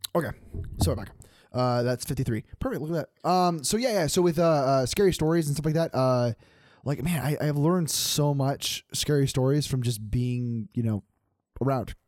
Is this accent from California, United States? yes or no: no; Grants Pass, Oregon, United States; moved away; I grew up in Grand Pass, Oregon